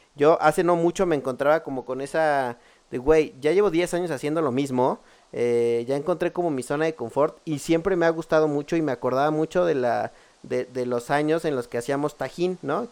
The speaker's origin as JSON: {"language": "Spanish", "country": "Mexico"}